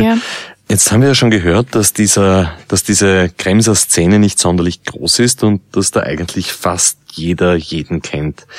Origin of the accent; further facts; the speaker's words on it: Vienna, Austria; Als Wiener